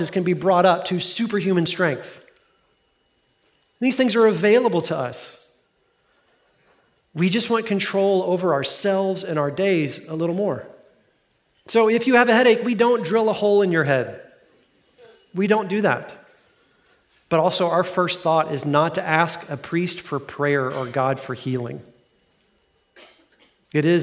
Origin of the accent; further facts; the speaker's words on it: Fort Worth, Texas, United States; I grew up in Fort Worth. That's my hometown.